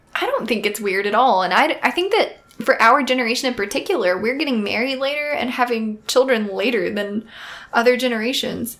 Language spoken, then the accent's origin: English; the South, United States; We're from the South